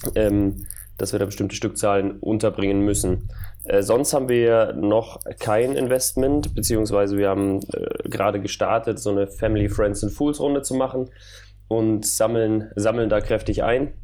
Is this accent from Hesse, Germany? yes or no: no; Munich, Bavaria, Germany; Ich komme eigentlich aus München